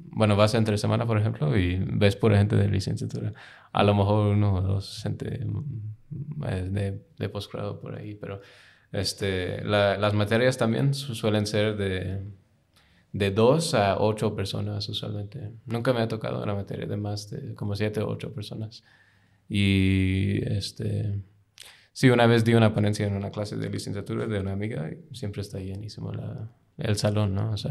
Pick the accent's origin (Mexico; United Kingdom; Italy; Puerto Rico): United Kingdom; Spanish is a second language; now in United States; Pero este, no, no, no crecí en India. Este, crecí un rato en Reino Unido, {S1} luego {S0} de, que mis padres se divorciaron me mudé a Estados Unidos con mi mamá, que emigró ahí luego.